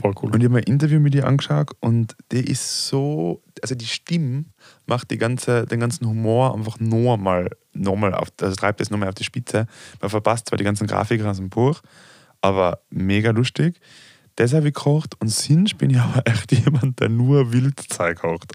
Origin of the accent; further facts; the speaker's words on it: Austria; ich komme aus Österreich